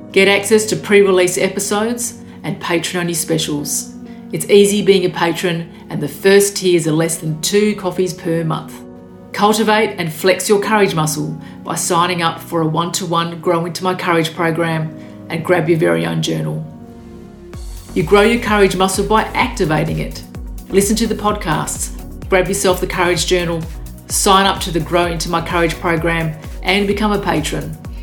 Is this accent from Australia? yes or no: yes; Australia; my father was Macedonian and my mother was Macedonian, but I was born in Australia and it was all Australian at school